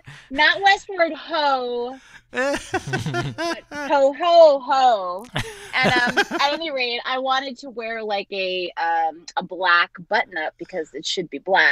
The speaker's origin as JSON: {"language": "English", "area": "Long Island", "region": "New York", "country": "United States", "tie": "born or raised there", "said": "And I grew up on Long Island, and so I would take the train into the city to go to auditions."}